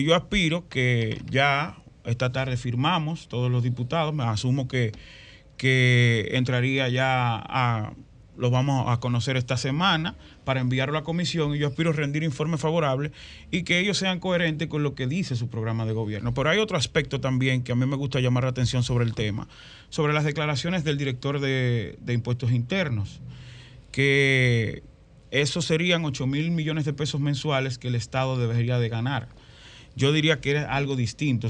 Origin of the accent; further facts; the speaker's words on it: San Cristóbal, Dominican Republic; al lado donde yo nací, que es el sector de Villa Valdés en San Cristóbal